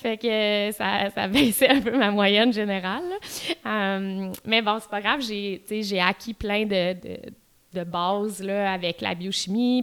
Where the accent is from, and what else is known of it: Quebec City, Quebec, Canada; moved away as an adult; also born or lived in Outaouais / Ottawa